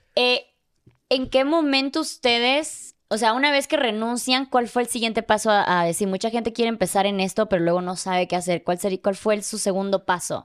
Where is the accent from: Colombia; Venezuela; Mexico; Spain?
Mexico; yo soy de México